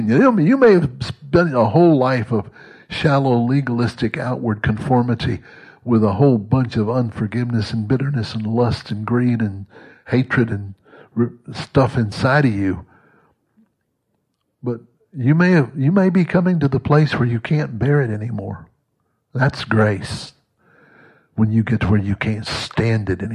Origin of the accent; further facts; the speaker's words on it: Mississippi, United States; moved away; also born or lived in Texas; I was born and raised in Mississippi, but I grew up in Texas.